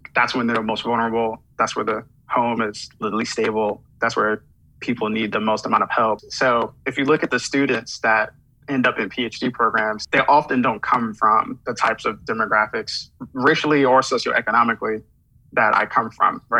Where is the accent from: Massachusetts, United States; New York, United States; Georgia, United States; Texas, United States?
New York, United States; New York City; I'm from Flatbush, Brooklyn. So I, I grew up in Brooklyn, you know, in the 90s